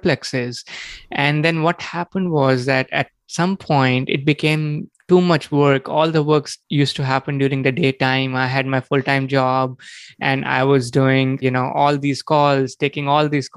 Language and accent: English; India; moved away as an adult; also born or lived in New York City; now in United States; I was born and brought up in India, and I came to the U.S. in 2003 to get my master's degree.